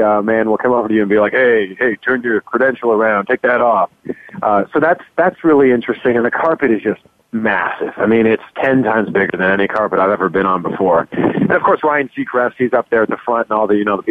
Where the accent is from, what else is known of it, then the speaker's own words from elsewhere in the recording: just outside of Toronto, Ontario, Canada; moved away as an adult; also born or lived in Vancouver / Cleveland, United States; now in Miami, United States; I was born and raised just outside of Toronto, so I am a Canadian.